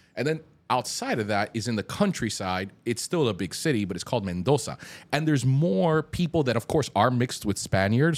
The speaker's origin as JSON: {"language": "English", "town": "Hialeah", "region": "Florida", "country": "United States", "tie": "born or raised there", "also_born_or_lived": "Colombia", "said": "growing up in Hialeah"}